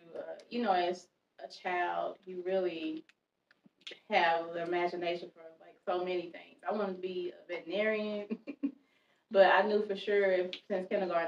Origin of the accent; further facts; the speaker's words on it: Mississippi, United States; Mississippi originally.